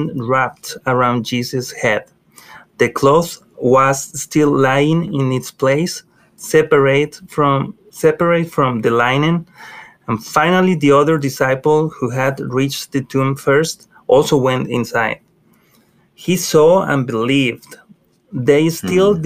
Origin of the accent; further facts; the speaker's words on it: Mexico; moved away as an adult; now in United States; We've been here in Victory Point since I came to America. I'm from Mexico